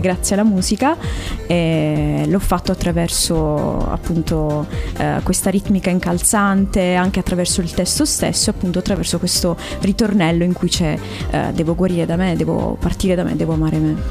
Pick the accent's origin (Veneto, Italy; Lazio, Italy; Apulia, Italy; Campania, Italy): Apulia, Italy; Bari; now in Cassano delle Murge, Italy; Io sono barese, Beh. però vivo in provincia attualmente